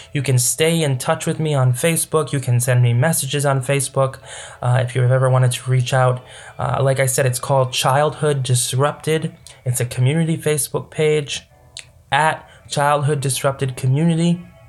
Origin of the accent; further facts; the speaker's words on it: United States; I grew up in America.